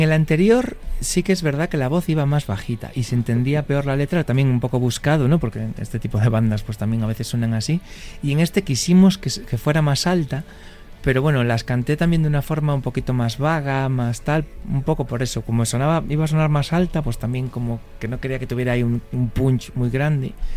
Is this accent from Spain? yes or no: yes; Vigo, Galicia, Spain; al final somos del Celta, que es el equipo de nuestra ciudad